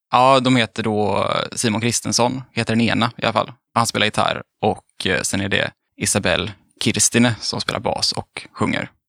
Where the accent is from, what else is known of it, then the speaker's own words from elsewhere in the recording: Mölndal, Västra Götaland, Sweden; jag är från Mölndal, det är också typ Göteborg.